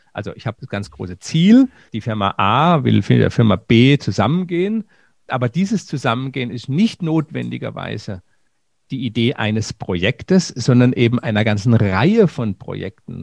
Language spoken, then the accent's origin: German; Germany; bei uns in Deutschland